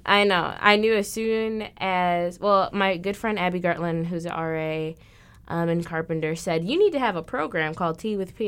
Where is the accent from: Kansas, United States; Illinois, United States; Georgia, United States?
Illinois, United States; Aurora; I'm from Aurora, Illinois.